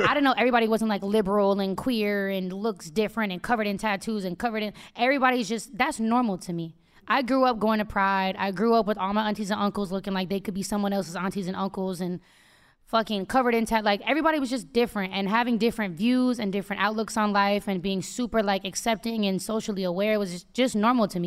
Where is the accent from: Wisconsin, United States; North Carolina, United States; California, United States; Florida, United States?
California, United States; Oakland; I'm from the Bay